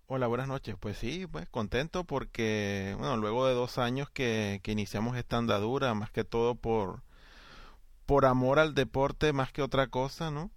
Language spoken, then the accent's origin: Spanish; Venezuela; a mí como aficionado y como venezolano